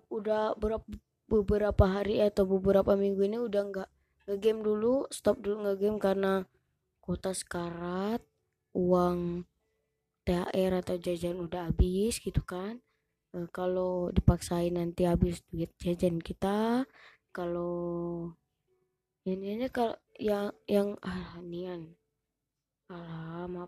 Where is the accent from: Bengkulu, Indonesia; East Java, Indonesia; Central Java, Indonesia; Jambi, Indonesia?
Bengkulu, Indonesia; Rejang Lebong; psbb pun udah dimulai sampai ke ke kota aku gitu kan ke ke apa kabupaten Rejang Lebong gini kan semua wisata di di mana-mana tutup di daerahku juga ditutup